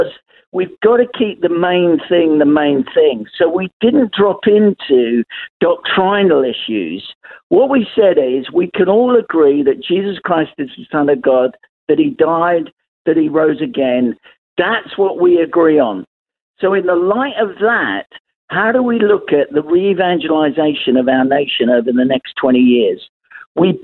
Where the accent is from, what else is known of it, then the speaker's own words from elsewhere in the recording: London, United Kingdom; accent: Cockney; I'm actually an East Ender. I was born in Hackney under the sound of Bow Bells. So you could say I'm a geezer, really, if you want to use the Cockney slang.